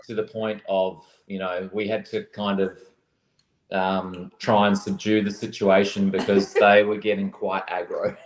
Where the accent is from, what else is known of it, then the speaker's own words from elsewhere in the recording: Australia; my home country